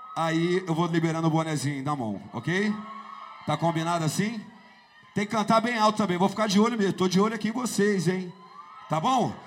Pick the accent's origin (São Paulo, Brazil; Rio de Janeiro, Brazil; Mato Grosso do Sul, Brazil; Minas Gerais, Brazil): Rio de Janeiro, Brazil; Duque de Caxias; Na cidade onde eu morava, em Duque de Caxias. Duque de Caxias, para você ter noção, eu saí de Caxias